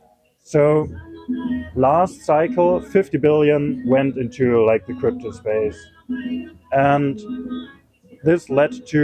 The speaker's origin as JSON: {"language": "English", "country": "Germany", "also_born_or_lived": "eastern Germany", "said": "I'm from Germany, mm-hmm. and I moved a lot in Germany because I was studying at different universities"}